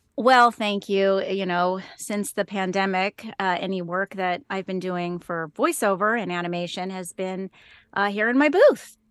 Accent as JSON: {"language": "English", "town": "Speedway", "region": "Indiana", "country": "United States", "tie": "born or raised there", "also_born_or_lived": "Wheeling, West Virginia", "said": "I grew up in Speedway, Indiana. It's a suburb of Indianapolis"}